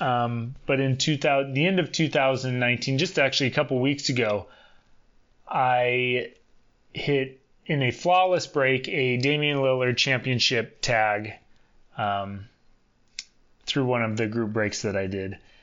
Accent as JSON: {"language": "English", "town": "Portland", "region": "Oregon", "country": "United States", "said": "I'm from Portland, Oregon"}